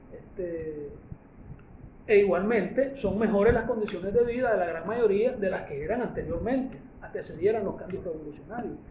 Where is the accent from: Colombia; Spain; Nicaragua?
Nicaragua